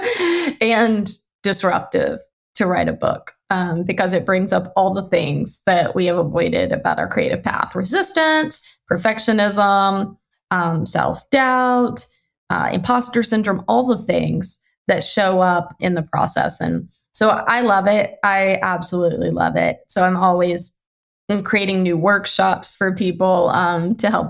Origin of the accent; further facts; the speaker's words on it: Louisiana, United States; moved away as an adult; now in Pacific Northwest, United States; I'm from Louisiana because I feel like it's really foundational to who I am. I am a Southern girl at heart, even though I've lived out in the Pacific Northwest for over a decade.